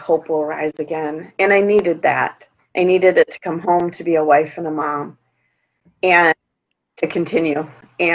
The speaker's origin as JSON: {"language": "English", "town": "Holt", "region": "Michigan", "country": "United States", "tie": "born or raised there", "said": "I grew up in Holt, which is a suburb of Lansing"}